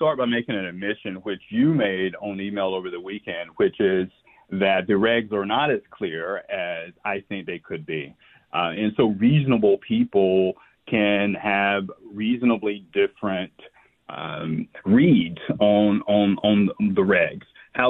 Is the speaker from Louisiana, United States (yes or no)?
no; North Carolina, United States; now in Washington, D.C., United States; I'm from North Carolina, so I will use these phrases from time to time.